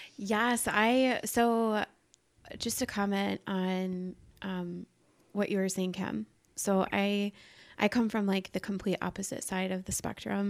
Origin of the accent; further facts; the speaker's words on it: Iowa, United States; I grew up in Iowa